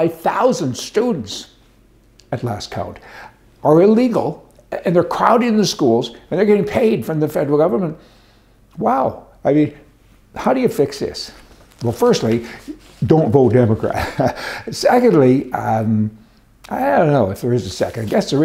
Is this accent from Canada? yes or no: yes; Canada; now in United States; I'm Canadian. And I went through the program to get my my immigration status in America.